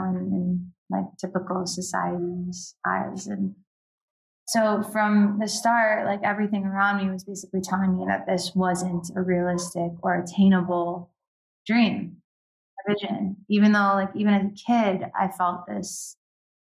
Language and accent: English; United States; I was born in the States